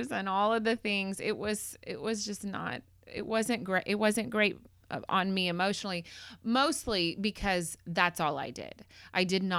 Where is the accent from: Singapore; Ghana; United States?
United States; McKinney, Texas; I grew up in McKinney, and I graduated from McKinney High School